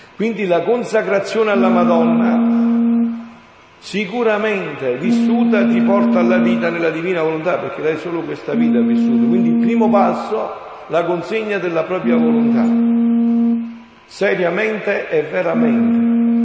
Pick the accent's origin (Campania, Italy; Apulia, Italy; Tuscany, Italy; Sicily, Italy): Campania, Italy; Montefusco; moved away; al mio paese, Sono un paesino in provincia di Avellino, l'orgoglio della campagna, l'Irpinia